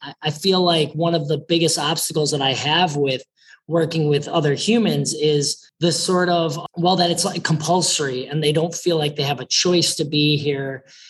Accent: Chicago, Illinois, United States; I've lived in many places throughout the country, but I say I grew up in Chicago because that's where I went to junior high and high school.

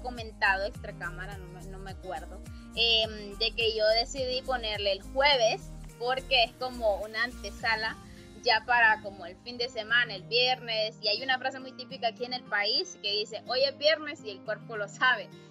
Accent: Honduras; yo soy hondureña, a nosotros comúnmente se nos conocen como catrachos o catrachas

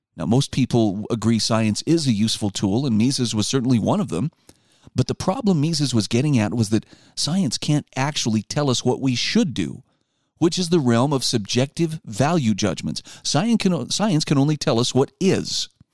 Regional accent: Utah, United States; my home state of Utah

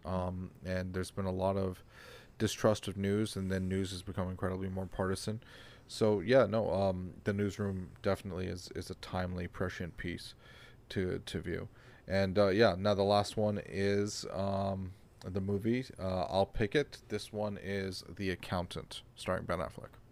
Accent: Canada; I'm Canadian.

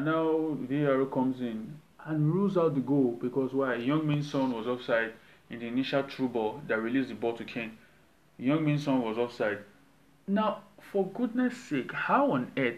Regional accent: Nigeria; I'm Nigerian

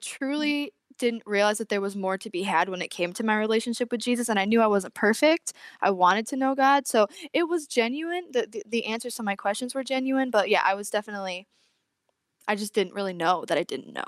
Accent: Corning, New York, United States; I'm from Corning, New York, which is upstate

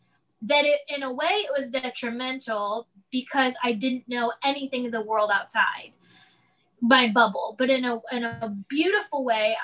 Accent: Midwest, United States; moved away as an adult; now in Los Angeles, United States; growing up in the Midwest, I was given kind of that idyllic Midwestern Southern life.

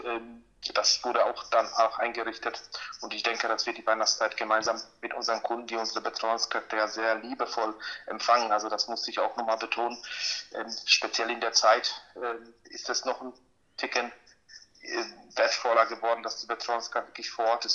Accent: Poland; now in Germany; ich bin auch in Polen geboren

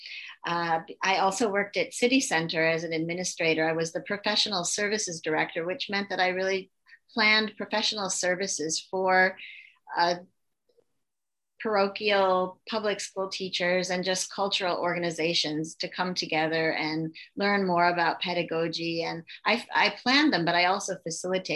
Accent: Attica, New York, United States; moved away as an adult; also born or lived in Brockport, New York / Los Angeles; I grew up in Attica, New York, which is known for the prison and not too much else, a lot of farms

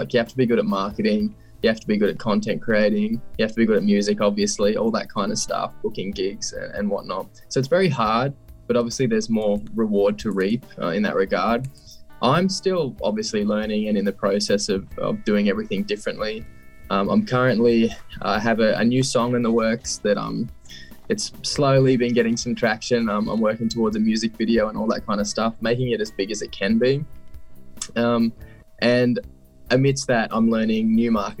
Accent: Scone, New South Wales, Australia; I'm originally from a little town called Scone in New South Wales.

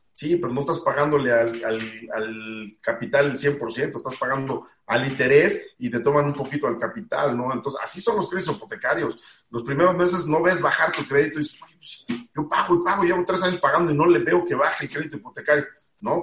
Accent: Mexico; he estado cumpliendo con los deberes como mexicano que uno tiene

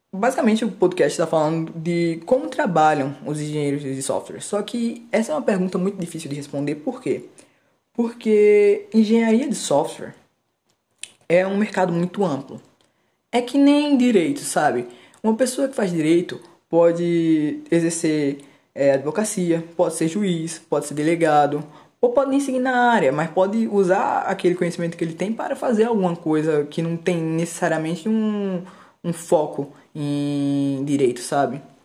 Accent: Pernambuco, Brazil; Eu sou pernambucano

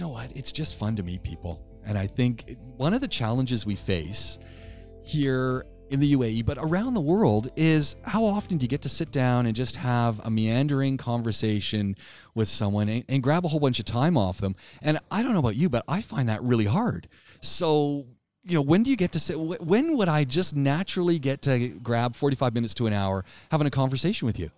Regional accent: Canada; As a Canadian

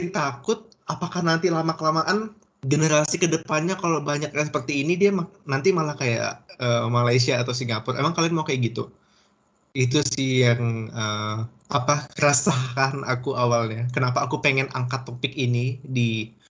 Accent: Indonesia; now in Germany; gue tuh nggak semata-mata ngebawa kebiasaan gue yang di Indo, selain gue bawa bahasa Indo gue ke sini

